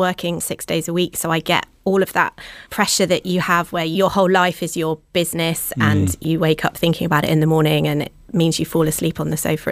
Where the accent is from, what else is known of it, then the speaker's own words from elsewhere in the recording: Plymouth, South West England, United Kingdom; moved away as an adult; I grew up slap bang in the city centre. That was where I grew up, spent the first 18 years of my life